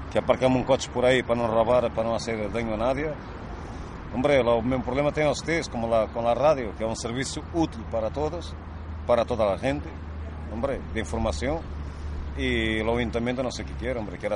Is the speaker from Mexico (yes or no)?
no; Romania; Spanish is a second language; Sí, que soy rumano, pero no sé si alguien hoy se entera